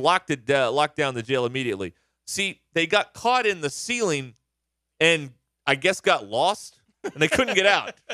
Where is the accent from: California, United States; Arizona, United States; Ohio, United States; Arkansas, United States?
Arkansas, United States; Searcy; moved away; in my hometown in the White County Jail in Searcy